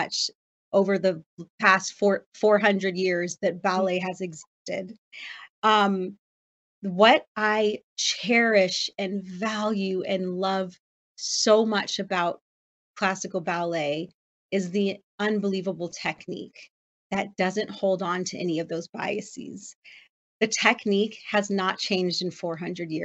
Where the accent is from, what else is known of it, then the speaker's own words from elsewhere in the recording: Los Angeles, California, United States; moved away; that's my hometown